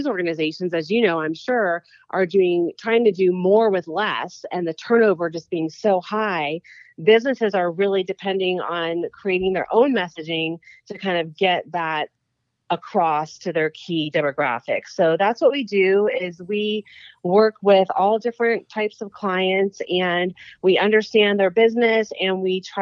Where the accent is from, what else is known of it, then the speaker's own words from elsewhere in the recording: Sarasota, Florida, United States; I moved back to Sarasota, which was my hometown